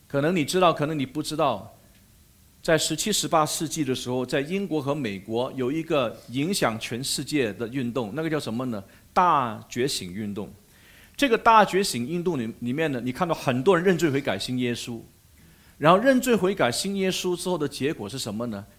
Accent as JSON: {"language": "Chinese", "country": "Malaysia", "said": "我是马来西亚人"}